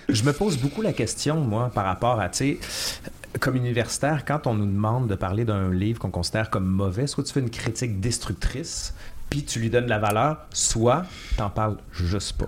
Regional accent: Quebec City, Quebec, Canada; now in Montreal, Canada; on vient de Québec

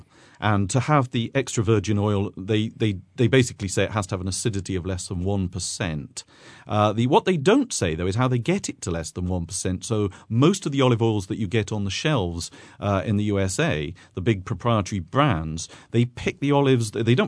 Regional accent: Lucca, Tuscany, Italy; For instance, I'm from Lucca, and the Lucchese are very, very proud of their olive oil.

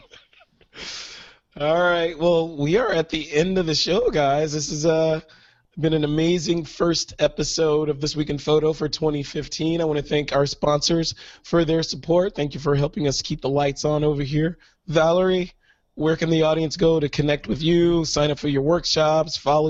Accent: Chicago, Illinois, United States; And, you know, I love Chicago. That's my hometown.

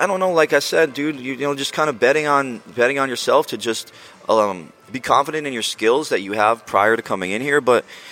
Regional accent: New Jersey, United States; I grew up in Jersey, not far from here

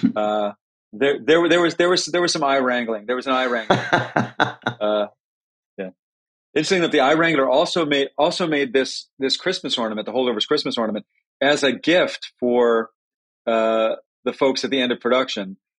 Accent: New Haven, Connecticut, United States; We were both both born at Yale New Haven Hospital. Both grew, both grew up in New Haven

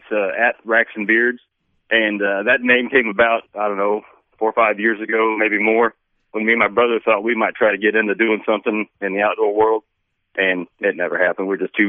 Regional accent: Rockaway Beach, Missouri, United States; moved away; I'm born and raised in Missouri, originally from Branson area, a little town called Rockaway Beach, down on Lake Tanicomo. Joined the Air Force in 1997, so I'm just a few months away from retiring after 20 years of that.

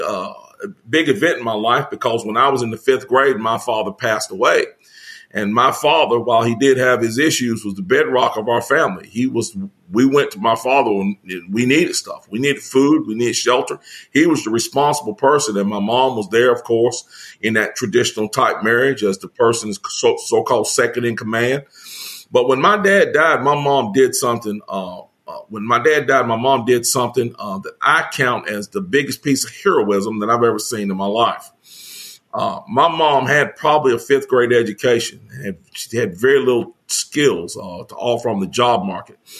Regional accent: Greensboro, North Carolina, United States; I was born and raised in Greensboro.

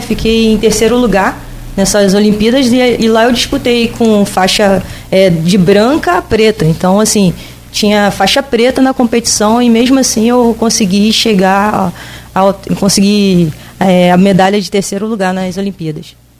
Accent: Rio de Janeiro, Brazil; moved away as an adult; also born or lived in São Luís; now in Campos dos Goytacazes, Brazil; eu sou carioca

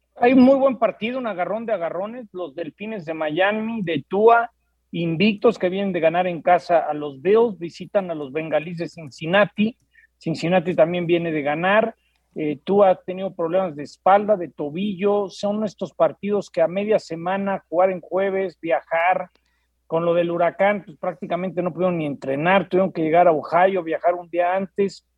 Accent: Mexico; now in Los Angeles, United States

